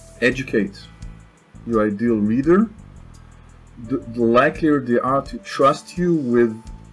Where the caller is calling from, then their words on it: Tel Aviv District, Israel; English is a second language; also born or lived in France; South of Tel Aviv, Israel. Sunny.